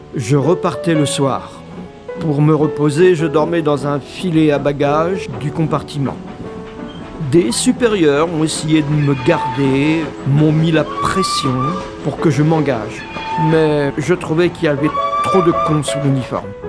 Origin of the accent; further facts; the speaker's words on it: near Gémozac, Nouvelle-Aquitaine, France; Je suis né en 1941 près de Gémozac